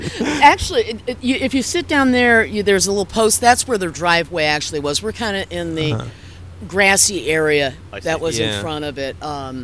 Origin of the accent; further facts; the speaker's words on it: Orange County, California, United States; also born or lived in Santa Monica, California / Glendale, California; now in Altadena, United States; But I've been working and doing things in L.A. probably most of my life. I was born in Santa Monica. Spent the latter half of my formative years behind the orange curtain, as it were.